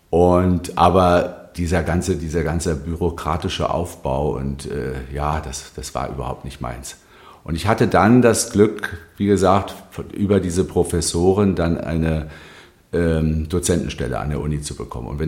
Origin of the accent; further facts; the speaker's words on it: Berlin, Germany; also born or lived in Wilmersdorf; Also ich bin einer sehr spießigen, würde man sagen